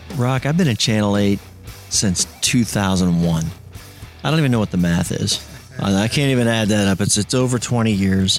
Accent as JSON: {"language": "English", "town": "Tampa", "region": "Florida", "country": "United States", "tie": "born or raised there", "said": "I'm a Tampa guy. I grew up in Tampa"}